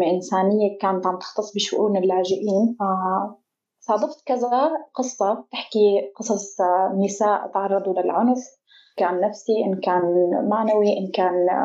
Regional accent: Qamishli, Al-Hasakah Governorate, Syria; آه، أنا من سوريا تحديدا أنا من القامشلي صاير هيك أنا أصلي هيك صاير مثل كوكتيل بين تركي وكردي وعربي

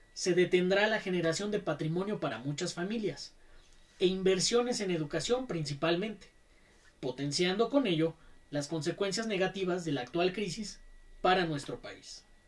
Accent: Mexico

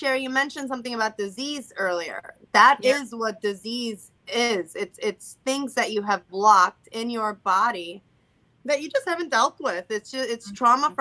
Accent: Puerto Rico; I'm Hispanic because I was born Puerto Rican

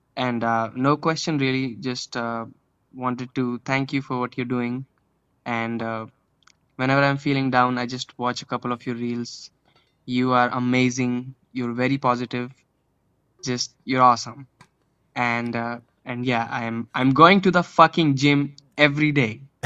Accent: India; I'm from India

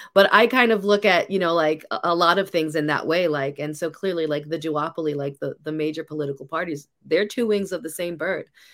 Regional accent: New York City, New York, United States; I grew up in New York City. I grew up in the eighties and the nineties

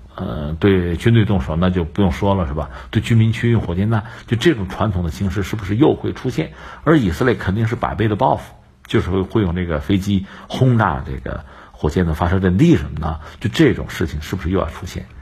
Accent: China; 我们中国人

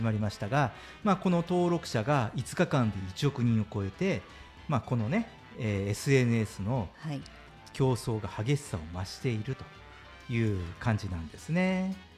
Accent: Kyushu, Japan; 僕はあの九州の田舎の方で育った

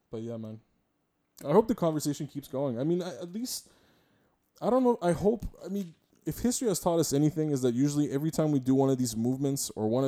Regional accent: Montreal, Quebec, Canada; I'm a, I'm a Montrealer, I'm a, I'm a Quebecois, I'm a I'm a Canadian, I'm a Franco Canadian, or, or I'm a I'm an English Quebecois.

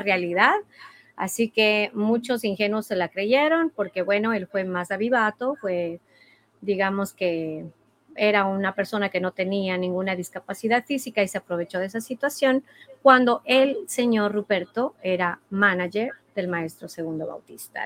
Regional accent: Ecuador; moved away; mi país, en mi familia, en mi cultura, en mi, en mi música

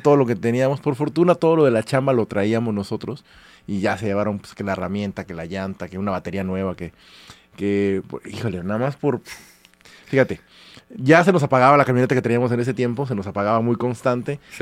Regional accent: Córdoba, Veracruz, Mexico; moved away; desde Córdoba, que es de donde yo soy

